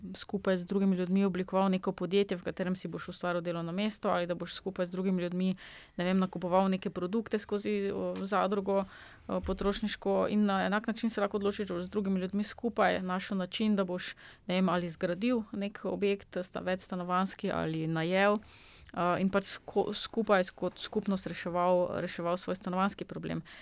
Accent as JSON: {"language": "Slovenian", "country": "Slovenia"}